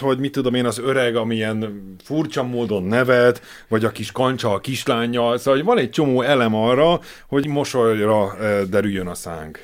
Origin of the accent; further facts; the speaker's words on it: Hungary; Én magyarként